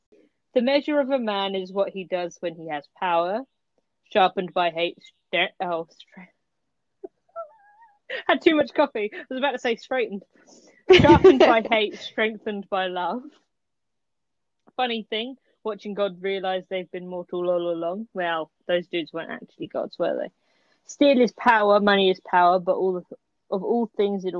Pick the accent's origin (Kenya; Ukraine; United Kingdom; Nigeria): United Kingdom; England; we're English